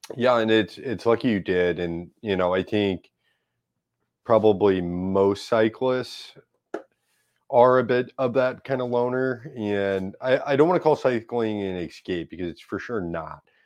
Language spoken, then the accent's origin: English; St. Louis, Missouri, United States; I grew up in South Saint Louis in Dogtown